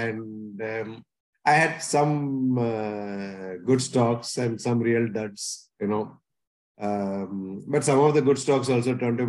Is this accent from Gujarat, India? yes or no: yes; Ahmedabad, Gujarat, India; moved away as an adult; also born or lived in Mumbai / Bahrain; because I grew up in Ahmedabad, I think I of course, one of the things was I spoke Gujarati quite fluently.